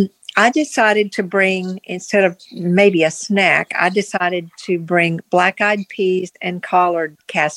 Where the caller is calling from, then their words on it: Virginia, United States; I'm calling from Virginia.